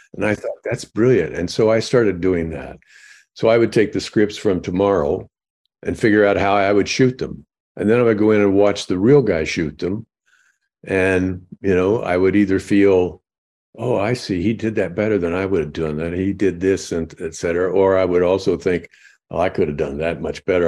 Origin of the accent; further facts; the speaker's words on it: Illinois, United States; I'm from Illinois